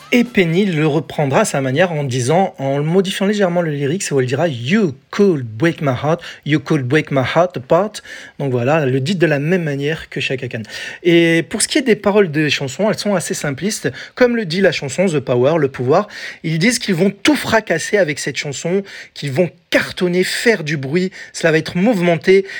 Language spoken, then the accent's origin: French; France; chez nous, en France